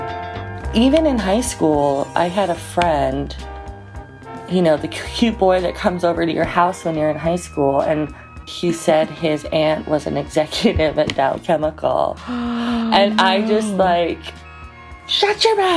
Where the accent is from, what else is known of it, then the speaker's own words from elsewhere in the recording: Utah, United States; now in Denali National Park, Alaska, United States; I currently live in Denali National Park, Alaska, but I'm originally from Utah